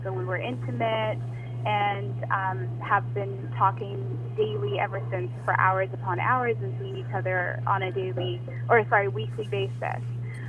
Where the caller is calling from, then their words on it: Toronto, Ontario, Canada; I'm calling from Toronto, Canada.